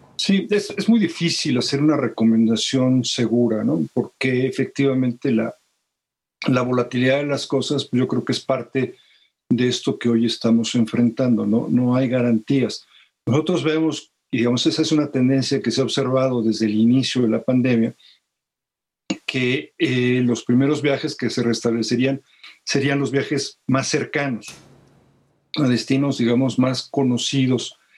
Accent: Mexico; los mexicanos

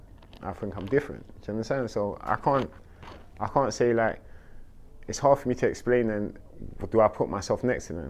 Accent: London, United Kingdom; I'm from South London, Clapham Junction, Battersea

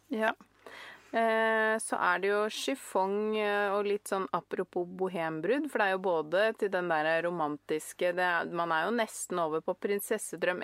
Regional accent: Norway; jeg er norsk

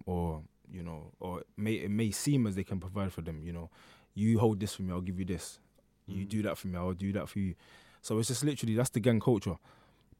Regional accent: London, United Kingdom; also born or lived in Hackney, London; I was born in Hackney. I would like to say I was raised in Stratford

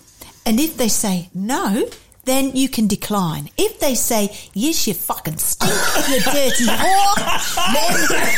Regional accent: Sandwich, South East England, United Kingdom; I'm from Sandwich, where the Earl of Sandwich invented the sandwich.

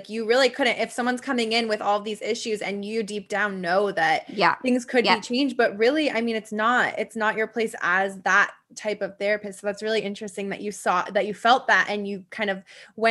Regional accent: Midwest, United States; I grew up in the Midwest.

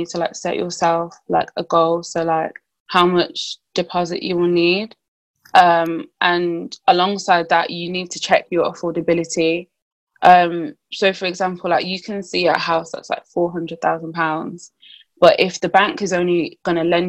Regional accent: Birmingham, West Midlands, United Kingdom; I'm from Birmingham

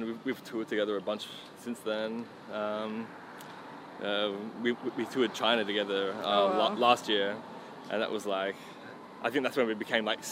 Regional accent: Australia; I was from Australia.

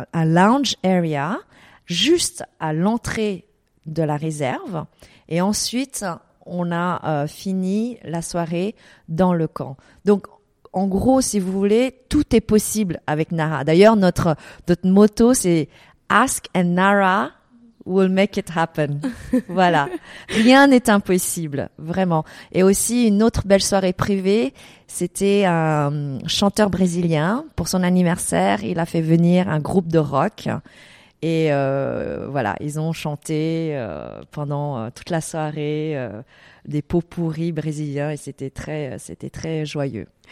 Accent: Paris, Île-de-France, France; moved away as an adult; also born or lived in Vietnam / Geneva, Switzerland; now in Dubai, United Arab Emirates; je suis vietnamienne, donc je suis née au Vietnam. J'ai grandi à Paris, ensuite j'ai habité à Genève et aujourd'hui, depuis dix ans, je suis à Dubaï.

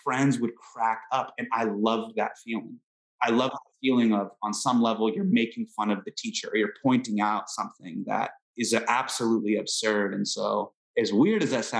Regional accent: Northern California, United States; I grew up in Northern California, in the early 2000s.

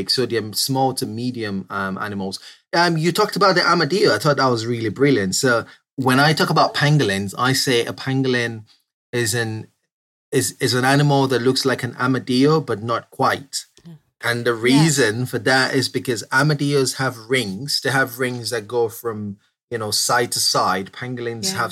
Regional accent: Southeast Nigeria, Nigeria; moved away as an adult; now in United Kingdom; I grew up in Southeast Nigeria and I only moved to the UK a couple of years ago.

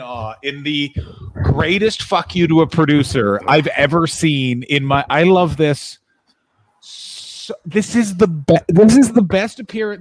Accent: Ottawa, Ontario, Canada; moved away; I will be in my hometown of Ottawa, Ontario, Canada

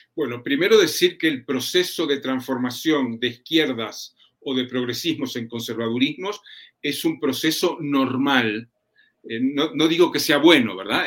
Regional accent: Uruguay; en mi país, en Uruguay

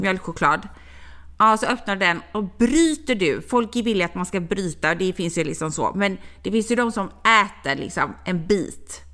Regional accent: Gothenburg, Västra Götaland, Sweden; jag är från Göteborg

